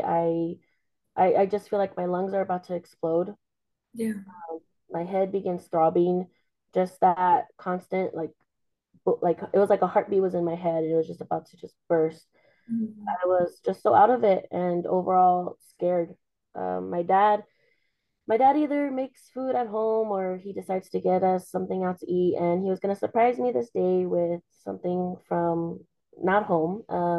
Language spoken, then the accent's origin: English; El Paso, Texas, United States; I was born and raised here in El Paso, Texas